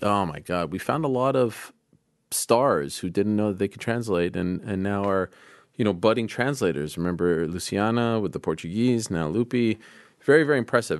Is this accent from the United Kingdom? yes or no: no; Canada; I was born in Canada, so I like Canada